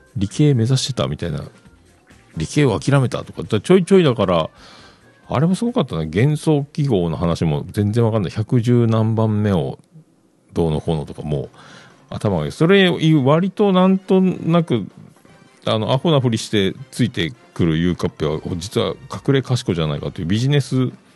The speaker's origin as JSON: {"language": "Japanese", "region": "Fukuoka", "country": "Japan", "tie": "born or raised there", "also_born_or_lived": "Yamaguchi", "said": "僕、九州、山口、福岡、福岡育ちなんで"}